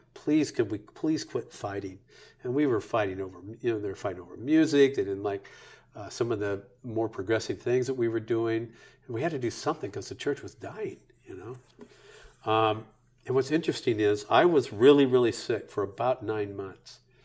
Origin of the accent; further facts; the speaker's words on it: Bakersfield, California, United States; also born or lived in Dallas; the place where I grew up in Bakersfield, we're just north of L